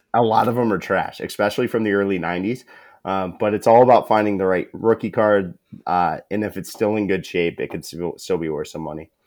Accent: Perry, Ohio, United States; I'm from Northeast Ohio

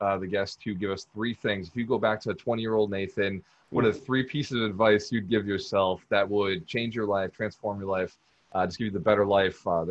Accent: Fall River, Massachusetts, United States; I was born in the Fall River

